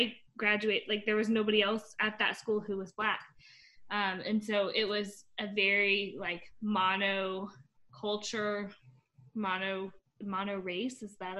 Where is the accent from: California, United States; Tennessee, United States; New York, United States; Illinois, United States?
Tennessee, United States; also born or lived in Indiana; So I grew up, I was born in Indiana, but I moved around a lot because my dad was in the military, and then we ended up settling in East Tennessee as well. And I grew up in a primarily white area.